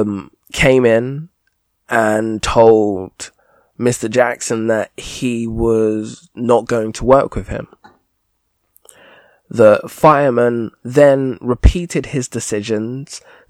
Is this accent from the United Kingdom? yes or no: yes; United Kingdom